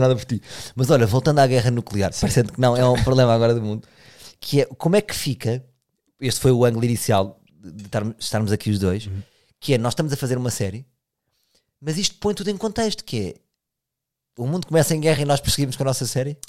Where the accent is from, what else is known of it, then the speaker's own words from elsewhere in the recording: Portugal; somos mesmo portugueses